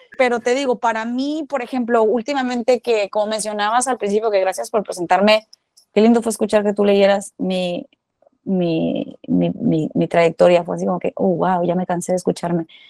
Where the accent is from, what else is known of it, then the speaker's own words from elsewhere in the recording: Culiacán, Sinaloa, Mexico; moved away; yo nací en Culiacán, Sinaloa